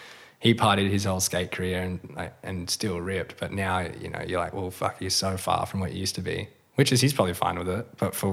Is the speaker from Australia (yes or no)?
yes; Western Australia, Australia; Yeah, for sure.